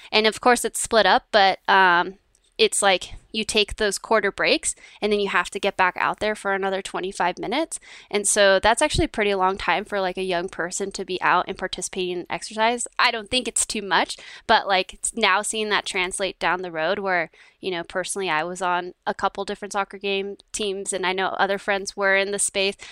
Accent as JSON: {"language": "English", "town": "Downey", "region": "California", "country": "United States", "tie": "born or raised there", "said": "I grew up in, uh, Downey, California, which is just, uh, south of L"}